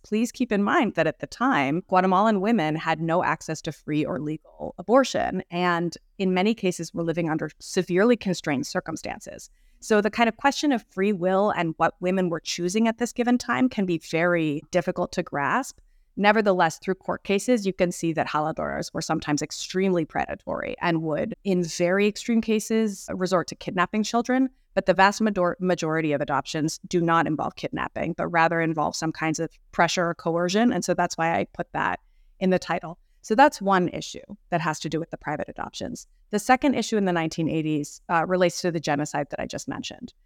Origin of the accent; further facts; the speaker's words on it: Boston, Massachusetts, United States; also born or lived in Mexico City, Mexico; I grew up in the Boston area with many Latin American classmates when I was in elementary school and middle school